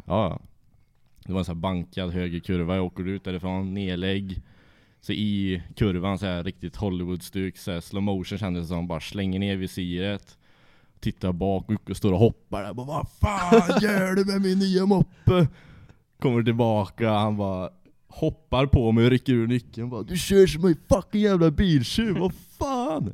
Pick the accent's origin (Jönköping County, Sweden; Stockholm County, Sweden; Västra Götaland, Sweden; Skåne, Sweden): Västra Götaland, Sweden; Trollhättan; Jag är från Trollhättan, jag och är uppväxt ja, en och en halv mil utanför Trollhättan